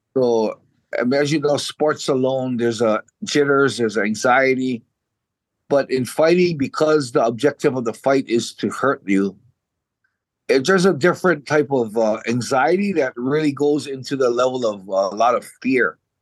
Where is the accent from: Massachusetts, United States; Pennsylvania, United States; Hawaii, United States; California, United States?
Hawaii, United States; moved away as an adult; now in Japan; I was born in 1967, and I I grew up in Hawaii all the way till I was 23 years old.